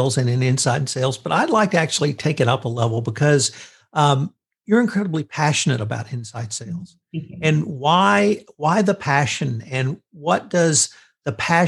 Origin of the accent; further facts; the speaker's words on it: Texas, United States; I'm from Texas